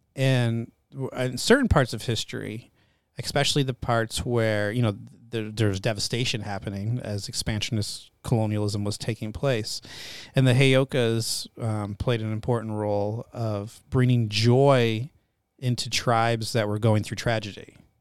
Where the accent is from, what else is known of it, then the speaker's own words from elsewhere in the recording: Northeast, United States; moved away; I'm raised in the Northeast, French Canadian, half French Canadian.